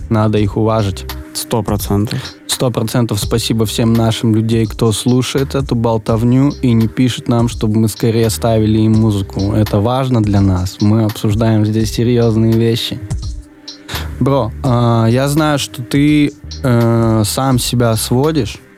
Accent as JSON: {"language": "Russian", "town": "Veliky Novgorod", "region": "Novgorod Oblast", "country": "Russia", "said": "я из Великого Новгорода, и там примерно столько же людей."}